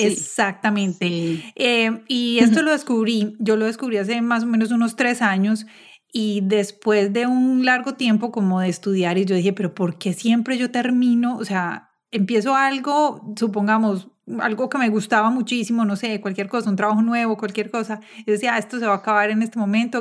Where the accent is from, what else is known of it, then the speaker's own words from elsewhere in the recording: Medellín, Antioquia, Colombia; moved away as an adult; now in United States; yo también soy de Medellín, pero cuando me mudé a vivir a los Estados Unidos hace 11 años